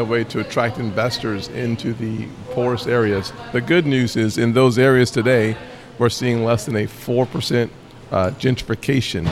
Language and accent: English; Charleston, South Carolina, United States; In Charleston, my hometown